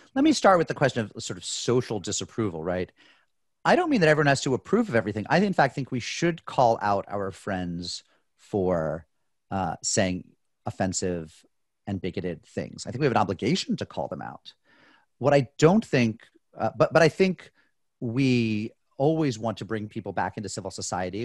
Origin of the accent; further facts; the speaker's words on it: United States; I'm an American